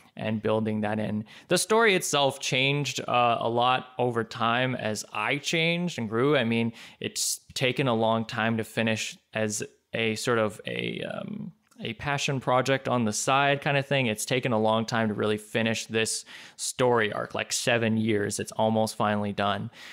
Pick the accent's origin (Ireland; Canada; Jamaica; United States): Canada; I'm Canadian